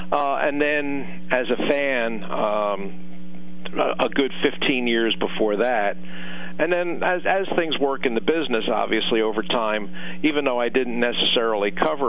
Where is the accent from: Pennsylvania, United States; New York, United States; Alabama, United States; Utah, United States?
Pennsylvania, United States; Philadelphia; I was born in Philadelphia.